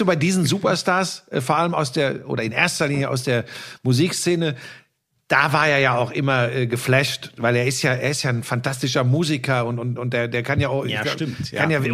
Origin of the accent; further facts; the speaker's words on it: Ruhr area, North Rhine-Westphalia, Germany; now in Munich, Germany; ich komme aus dem Ruhrgebiet